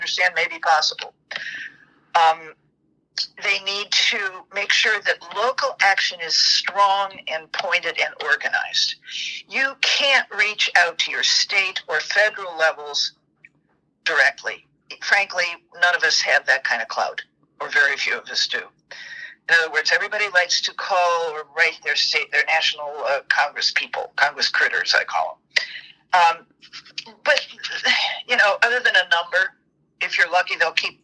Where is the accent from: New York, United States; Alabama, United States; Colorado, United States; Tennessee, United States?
Tennessee, United States; My home state of Tennessee